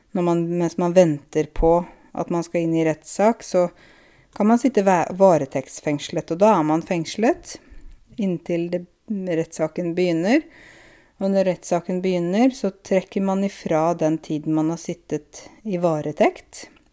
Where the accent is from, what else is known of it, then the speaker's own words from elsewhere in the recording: Norway; Jeg er en nordmann selv om jeg er kvinne